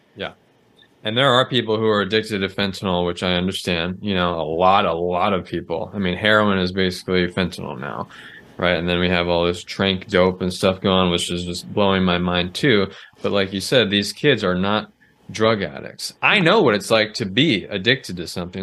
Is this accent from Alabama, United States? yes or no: no; Southern California, United States; I grew up in Southern California